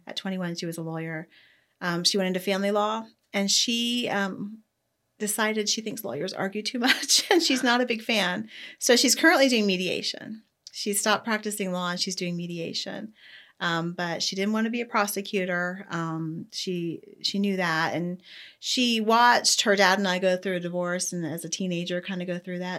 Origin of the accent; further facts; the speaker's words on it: Ohio, United States; moved away as an adult; now in Ocala, United States; I grew up in Ohio, went to college at Ohio State, and then moved, uh, to Florida